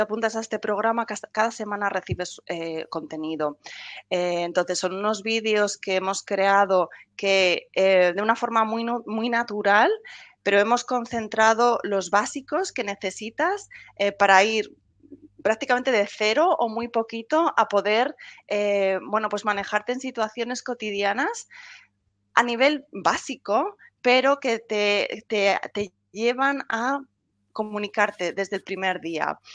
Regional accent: Spain; moved away as an adult; now in England, United Kingdom; soy española, pero vivo ya desde hace muchos años aquí en Inglaterra

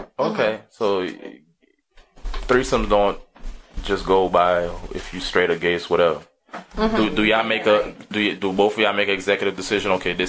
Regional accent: Miami, Florida, United States; I'm from Miami.

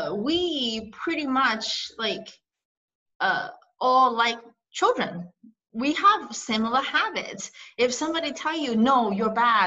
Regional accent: Shanghai, China; moved away; I was born in China, in Shanghai.

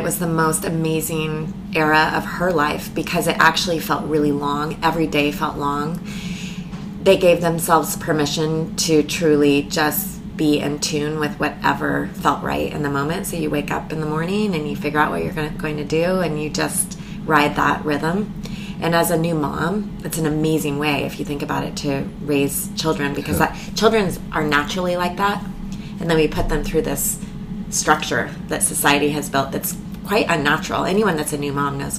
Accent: Eugene, Oregon, United States; also born or lived in Taos, New Mexico; I grew up in Eugene, Oregon. Most of my childhood

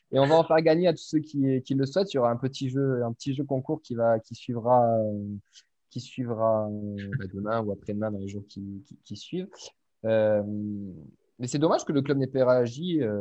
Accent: Toulouse, Occitania, France; je suis toulousain

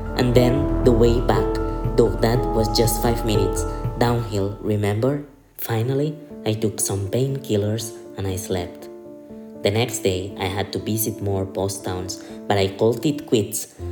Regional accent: Barcelona, Catalonia, Spain; I'm from Barcelona.

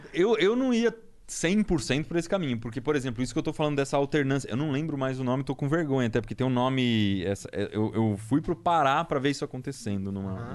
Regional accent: Piedade, São Paulo, Brazil; moved away; eu vim de Piedade lá. Piedade é Mata Atlântica, tem uns lugares muito bonitos

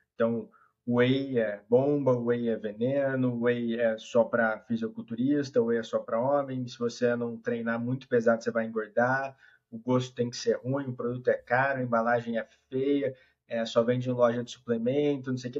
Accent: Ribeirão Preto, São Paulo, Brazil; Sou de Ribeirão Preto

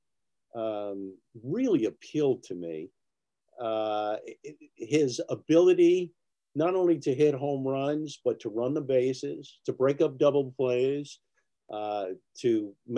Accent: New York City, New York, United States; growing up in the Bronx, I had never seen so much green grass in all my life

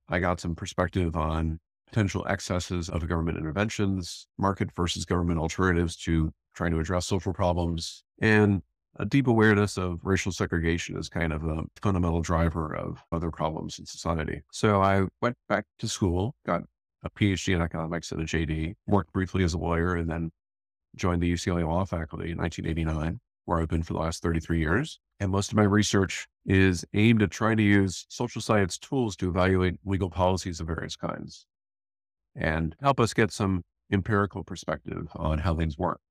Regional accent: Northwest Indiana, United States; moved away; I grew up in Northwest Indiana in pretty small towns

